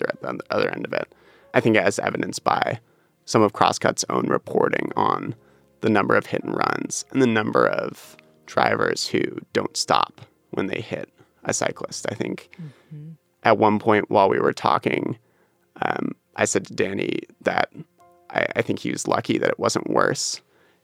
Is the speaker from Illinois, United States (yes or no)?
no; Seattle, Washington, United States; I grew up in Wallingford